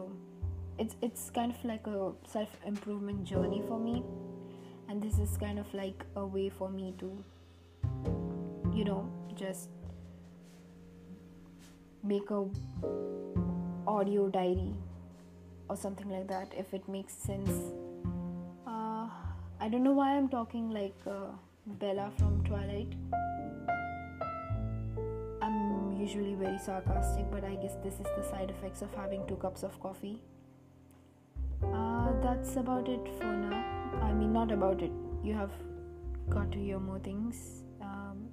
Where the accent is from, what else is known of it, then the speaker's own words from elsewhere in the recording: India; I'm an Indian teenager